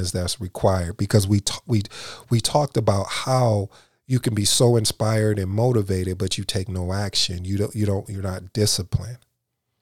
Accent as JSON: {"language": "English", "region": "Michigan", "country": "United States", "moved": "yes", "lives_now": "Dallas-Fort Worth, United States", "said": "I'm from Michigan"}